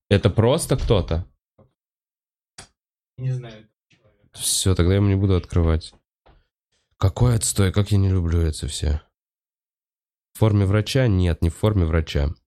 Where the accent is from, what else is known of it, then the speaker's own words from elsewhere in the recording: Moscow, Russia; Я москвич, я ебу.